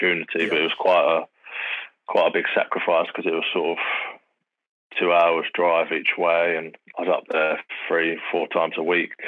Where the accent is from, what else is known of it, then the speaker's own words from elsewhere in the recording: Bedford, East of England, United Kingdom; also born or lived in Chatham, Kent; I was born down in Kent, but I moved fairly early, to be fair. I moved when I was sort of seven. I moved up to Bedford